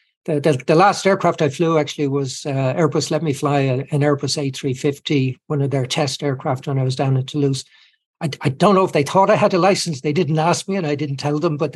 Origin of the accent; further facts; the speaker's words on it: Ireland; as Irish people, we're well used to traveling around the world